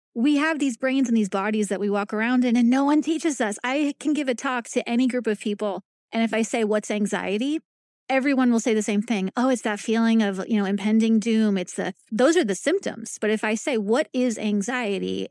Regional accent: New York, United States; moved away as an adult; also born or lived in Long Island / Northern California / Kansas City, Missouri; now in Kansas, United States; I'm from New York, born and raised

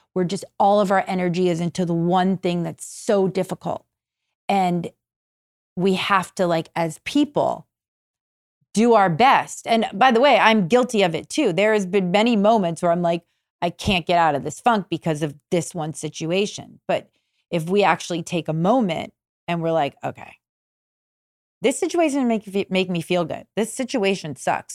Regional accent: Malibu, California, United States; I grew up in Malibu, where we are now

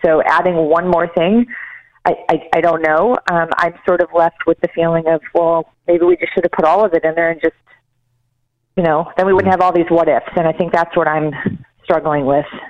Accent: Chicago, Illinois, United States; we grew up in Chicago

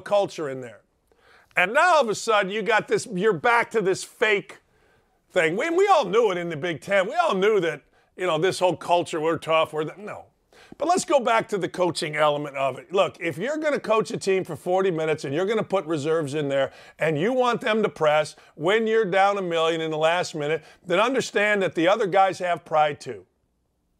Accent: United States; I'm from just a little bit south of the South Side.

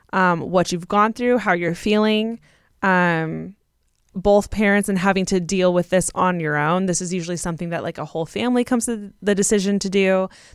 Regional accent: California, United States; I'm also from California.

